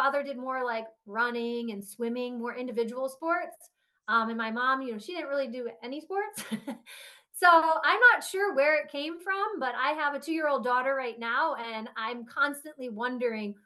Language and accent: English; Harrisburg, Pennsylvania, United States; I grew up in Harrisburg, Pennsylvania, close to Hershey.